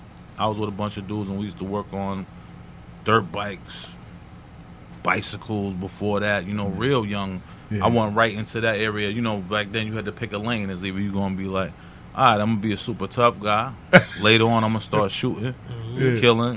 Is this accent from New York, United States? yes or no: yes; New York City, New York, United States; I'm from St. Albans, New York, Jamaica, yes. Queens, St. Albans section.